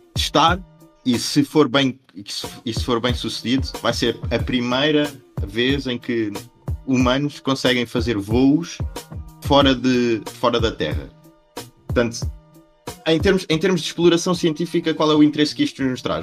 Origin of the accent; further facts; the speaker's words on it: Portugal; nós, nós, enquanto portugueses